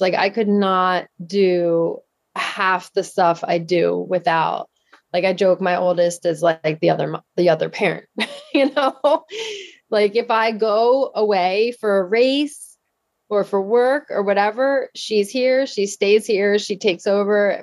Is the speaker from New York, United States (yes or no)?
no; Downingtown, Pennsylvania, United States; I grew up in Downingtown, Pennsylvania. It's in southeastern Pennsylvania, about Uh, probably like forty minutes outside of Philadelphia